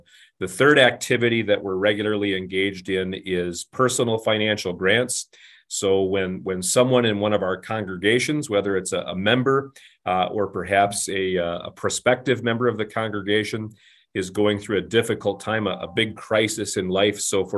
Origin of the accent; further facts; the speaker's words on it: Flint, Michigan, United States; So I'm a Michigan boy. I grew up just outside of Flint, Michigan, where my dad was an auto worker.